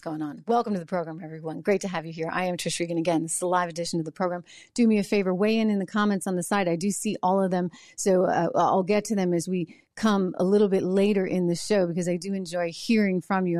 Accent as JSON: {"language": "English", "region": "New Hampshire", "country": "United States", "said": "New Hampshire, my home state"}